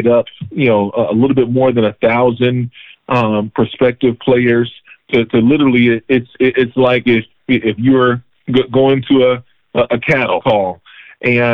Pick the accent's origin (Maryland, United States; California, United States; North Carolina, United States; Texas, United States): North Carolina, United States; I'm from Carolina, and so I went to UNC Chapel Hill. I'm a Tar Heel